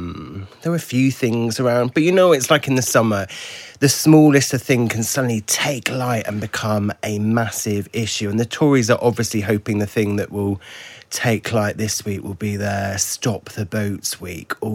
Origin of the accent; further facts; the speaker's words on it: Cornwall, South West England, United Kingdom; I'm from Cornwall, but I'm from a town in Cornwall